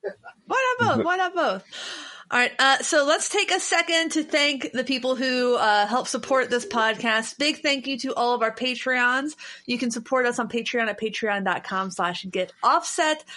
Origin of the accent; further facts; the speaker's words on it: Cincinnati, Ohio, United States; moved away; I'm from Cincinnati